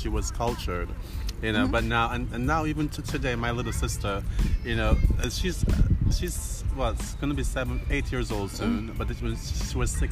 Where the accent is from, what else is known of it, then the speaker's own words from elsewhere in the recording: Jamaica; now in Sweden; growing up in Jamaica